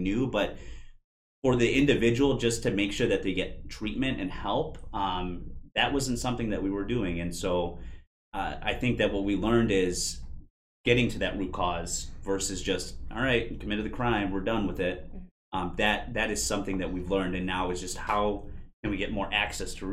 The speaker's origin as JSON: {"language": "English", "town": "Aurora", "region": "Illinois", "country": "United States", "tie": "born or raised there", "also_born_or_lived": "Oswego", "said": "I was born in Aurora. I moved out just to the border in Oswego, and I came back to live here as I worked here."}